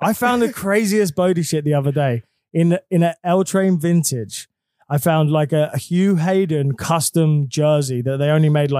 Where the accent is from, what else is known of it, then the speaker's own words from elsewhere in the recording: England, United Kingdom; now in New York, United States; I'm from England.